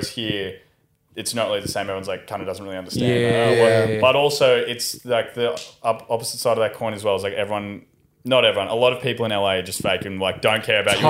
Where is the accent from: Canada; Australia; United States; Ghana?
Australia; Yeah, because like all three of us are from country Australia towns and like all different sizes